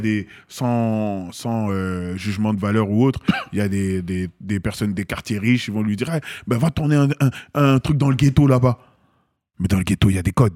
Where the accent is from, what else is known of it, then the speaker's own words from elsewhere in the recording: Seine-Saint-Denis, Île-de-France, France; also born or lived in Paris; j'ai grandi dans le 93